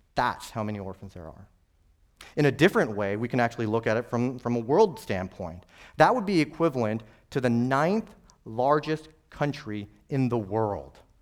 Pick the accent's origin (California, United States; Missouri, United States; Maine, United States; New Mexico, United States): New Mexico, United States; I'm from New Mexico